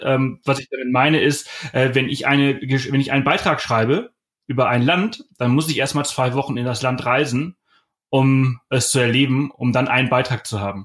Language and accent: German; Germany; wir als Deutsche